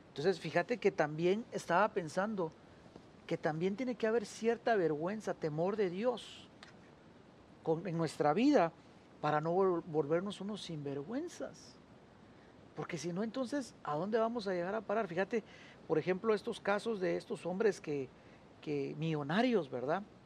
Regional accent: Argentina; accent: Argentine; se nos está saliendo aquí lo argentino.

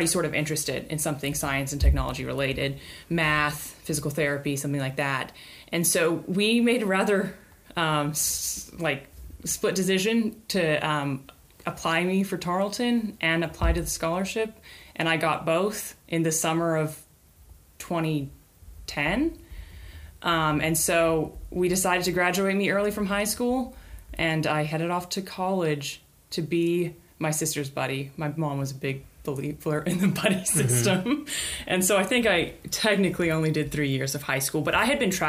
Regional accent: Carrollton, Texas, United States; I grew up in Carrollton, Texas, and I was homeschooled for my entire K through 12 education

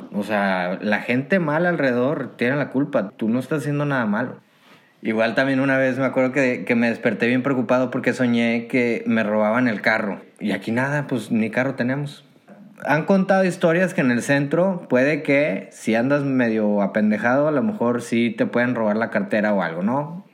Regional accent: Monterrey, Nuevo León, Mexico; moved away as an adult; now in Poland; como buen regio

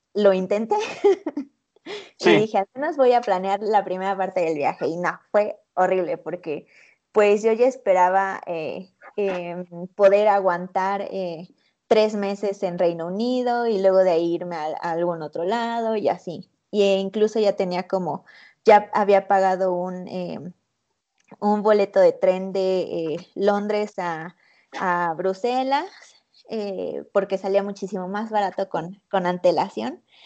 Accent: Mexico; ¿dónde eres? Y yo, México.

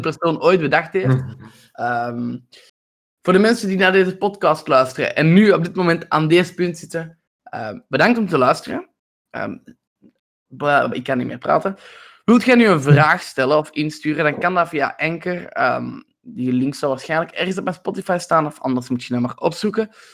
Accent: Belgium; wij als Belgen

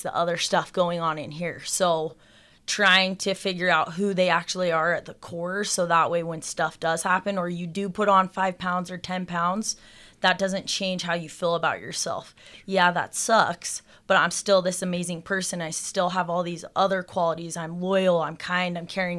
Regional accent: Salt Lake City, Utah, United States; I grew up here in Salt Lake

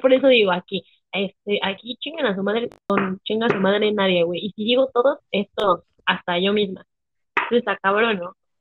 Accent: Mexico; yo soy mexa

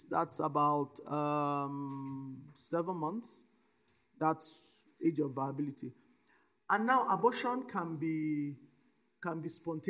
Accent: Nigeria; also born or lived in Cote d'Ivoire; I'm a Nigerian citizen, though I wasn't born in Nigeria. I was born in Cote d'Ivoire, but I'm a bona fide Nigerian citizen.

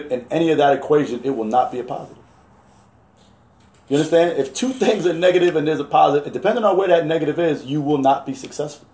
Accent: New York City, New York, United States; moved away; also born or lived in Alexandria, Egypt; I'm from Brooklyn

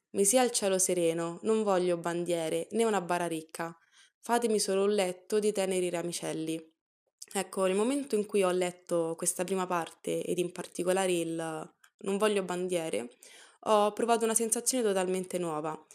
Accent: Italy; sono nata e cresciuta in Italia

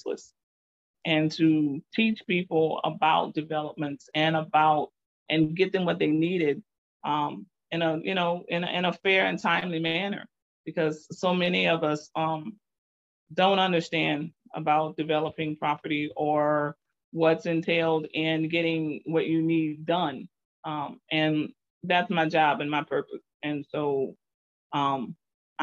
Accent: Lafayette, Louisiana, United States; also born or lived in Scott, Louisiana; Native of Lafayette, Louisiana, born and raised in the Alexander Heights edition, which is part of Truman

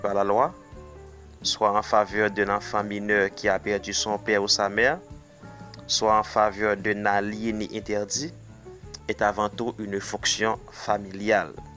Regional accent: Haiti; Je suis haïtien

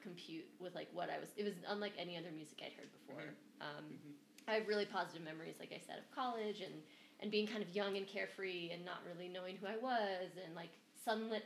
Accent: East Coast, United States; I'm from the East Coast

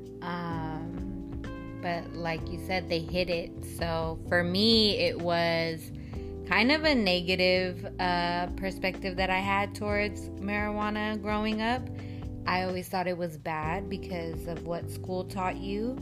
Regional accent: Bay Area, California, United States; Also born and raised in the Bay Area

